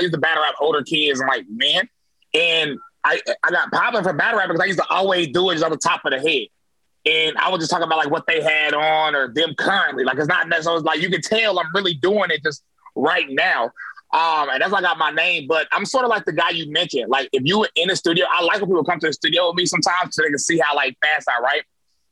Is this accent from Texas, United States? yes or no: no; High Point, North Carolina, United States; High Point, North Carolina, born and raised.